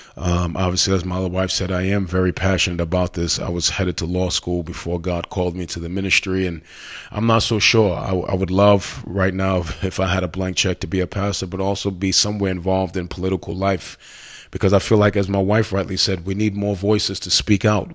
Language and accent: English; United States; as an American